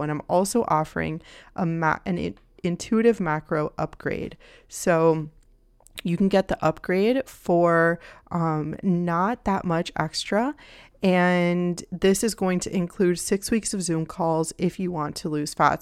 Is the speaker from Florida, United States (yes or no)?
yes; Miami, Florida, United States; I grew up in Miami